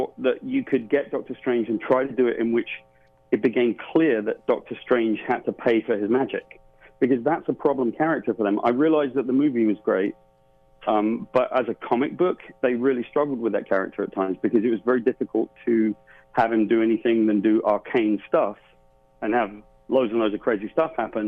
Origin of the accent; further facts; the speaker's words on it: United Kingdom; I'm from Great Britain.